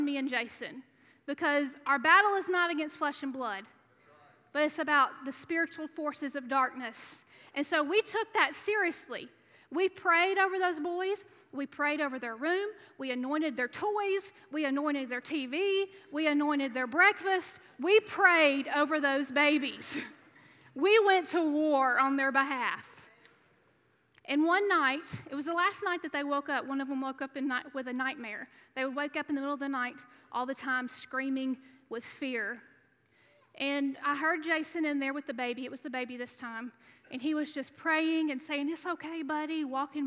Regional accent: Alabama, United States; moved away as an adult; now in Louisiana, United States; I was raised in Alabama

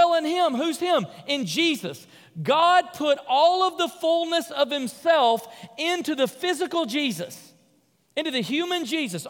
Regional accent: Memphis, Tennessee, United States; I grew up in Memphis, Tennessee, in kind of a lower middle-income part of town.

